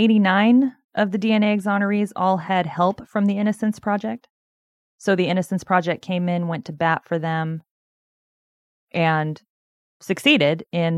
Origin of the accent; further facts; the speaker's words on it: Corvallis, Oregon, United States; the Corvallis Police Department, which is the city I grew up in Oregon.